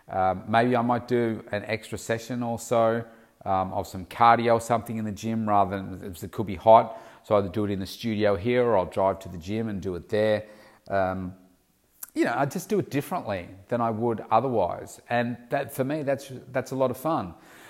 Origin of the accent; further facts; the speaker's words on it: Melbourne, Victoria, Australia; Certainly here in my hometown of Melbourne, it can get really, really hot in February.